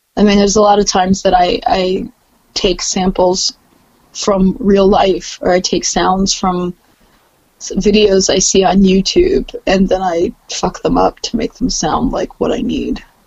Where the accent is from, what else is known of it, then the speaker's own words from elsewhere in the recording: Columbia, Maryland, United States; also born or lived in Silver Spring, Maryland / Baltimore, Maryland; Born in Silver Spring and raised in Columbia